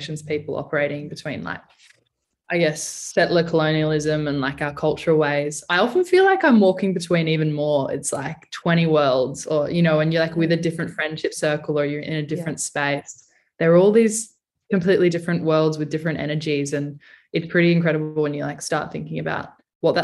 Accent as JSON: {"language": "English", "town": "Alice Springs", "region": "Northern Territory", "country": "Australia", "tie": "born or raised there", "also_born_or_lived": "Naarm (Melbourne), Victoria", "moved": "as an adult", "said": "I grew up on Arunda country just outside of Mbantwa."}